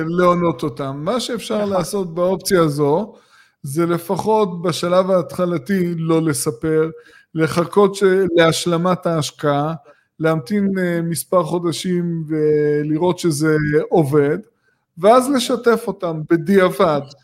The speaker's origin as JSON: {"language": "Hebrew", "area": "Gush Dan", "region": "Tel Aviv District", "country": "Israel", "tie": "born or raised there", "said": "אנחנו גדלנו בגוש דן"}